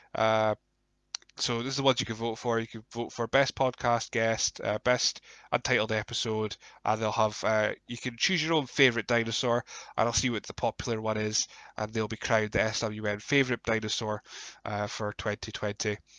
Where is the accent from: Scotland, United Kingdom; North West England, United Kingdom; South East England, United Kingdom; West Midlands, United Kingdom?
Scotland, United Kingdom; we're Scottish